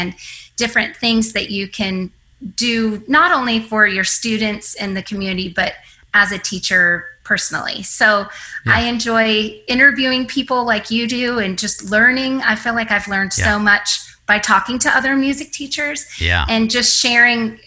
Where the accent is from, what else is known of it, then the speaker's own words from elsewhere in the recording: Michigan, United States; moved away as an adult; also born or lived in Tennessee; now in Dallas, United States; I grew up in Michigan